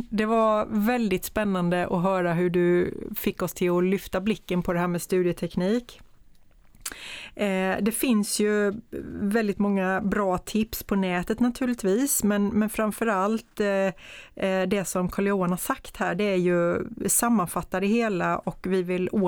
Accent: Värnamo, Jönköping County, Sweden

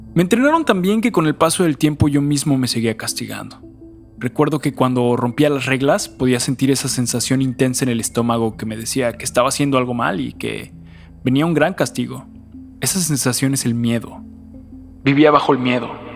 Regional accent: Mexico; como nací en México

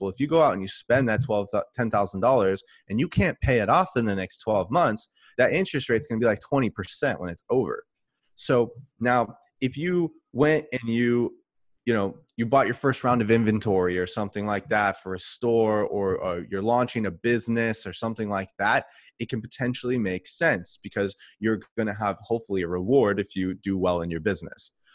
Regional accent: California, United States; moved away as an adult; also born or lived in Texas; I'm from California, but when I got out of the Army, I lived in Texas for a while

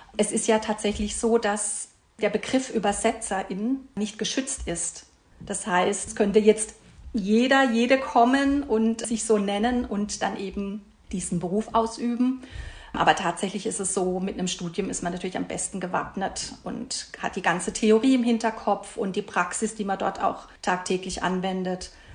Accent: Karlsruhe, Baden-Württemberg, Germany; Ich komme aus Karlsruhe, lebe dort mit meinem Mann und mit meinem Sohn.

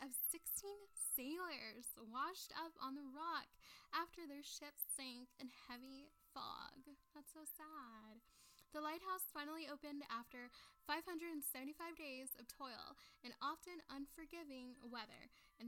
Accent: South Texas, United States; moved away; I'm from the South Texas and stuff originally

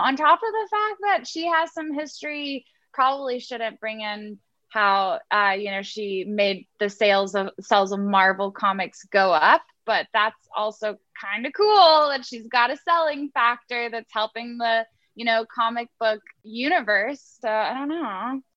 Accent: Houston, Texas, United States; I'm from Houston.

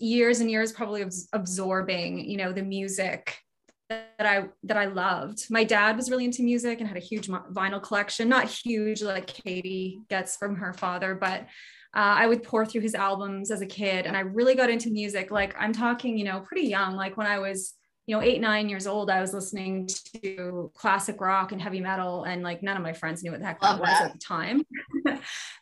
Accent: the Prairies, Canada; moved away as an adult; now in British Columbia, Canada; I am from the prairies, smack in the middle of Canada, but I live on the West Coast now. I've been here for 17 years, 18 years

